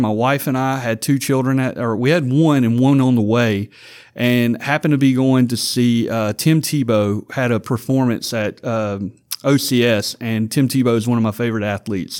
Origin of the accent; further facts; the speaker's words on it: Vidalia, Louisiana, United States; I came to tech from Vidalia, Louisiana